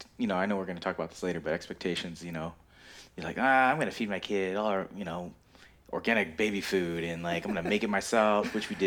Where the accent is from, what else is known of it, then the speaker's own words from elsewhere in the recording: Philippines; we're Filipino, and my dad was in the Navy, and, you know, old school Filipino dads